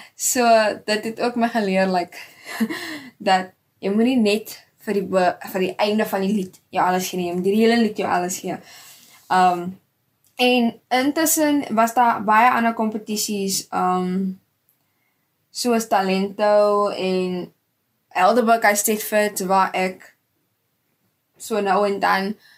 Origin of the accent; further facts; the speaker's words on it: Stellenbosch, Western Cape, South Africa; now in Gordon's Bay, South Africa; Ek is gebore in Stellenbosch en ek bly nou tydelik um in Gardens Bay